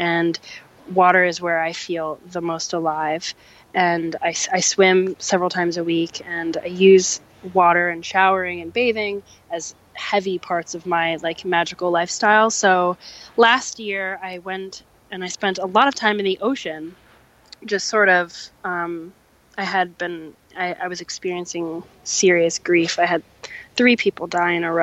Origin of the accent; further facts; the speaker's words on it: New Jersey, United States; I was raised in New Jersey